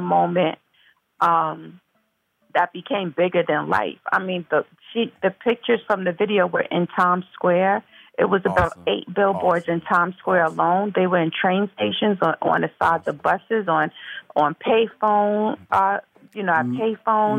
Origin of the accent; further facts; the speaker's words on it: Mount Vernon, New York, United States; I'm from Mount Vernon, New York originally, which is uh, Westchester County, the suburbs, and um, I'm born and raised